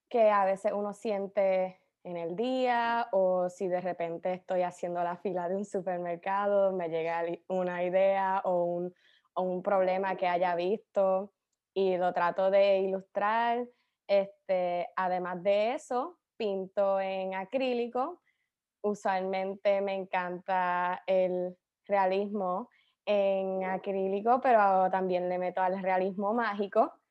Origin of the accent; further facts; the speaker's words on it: Cagua, Aragua, Venezuela; Más, es más fácil decir que soy de Cagua